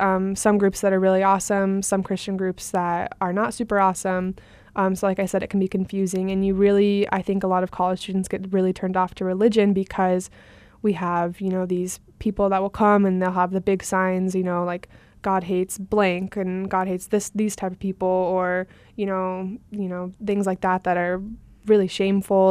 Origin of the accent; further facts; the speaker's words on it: Phoenix, Arizona, United States; we moved kind of from West Phoenix area to Central Phoenix